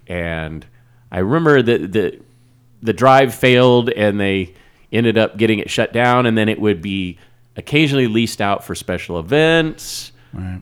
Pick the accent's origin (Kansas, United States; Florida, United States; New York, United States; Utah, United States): Kansas, United States; Wichita; where I grew up in Wichita